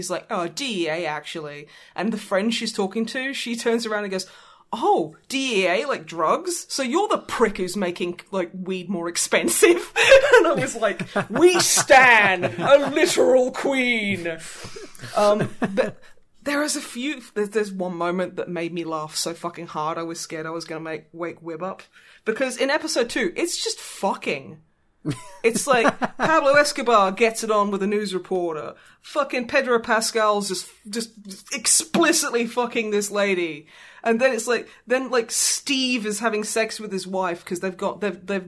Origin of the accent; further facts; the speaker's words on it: Australia; moved away; As an Australian